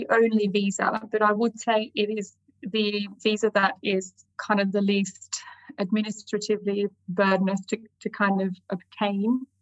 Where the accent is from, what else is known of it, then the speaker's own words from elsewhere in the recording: Sydney, New South Wales, Australia; moved away as an adult; now in London, United Kingdom; as you might be able to tell from my accent, I am um, originally from Sydney, although maybe mixed now because I live in London.